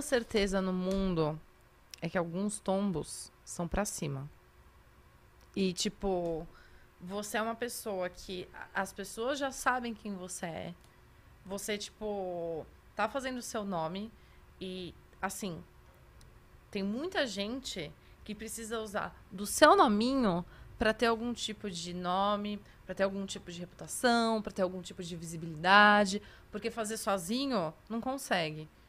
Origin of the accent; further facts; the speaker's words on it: Atibaia, São Paulo, Brazil; also born or lived in Santos; now in São Paulo, Brazil; eu fui criada a vida toda em Atibaia, que é aqui do lado